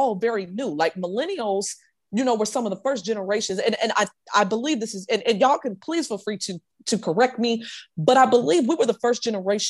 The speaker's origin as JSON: {"language": "English", "town": "Chicago", "region": "Illinois", "country": "United States", "tie": "born or raised there", "moved": "as an adult", "lives_now": "Cobb County, United States", "said": "I grew up in smack dab in Cook County, and Cook County in Chicago"}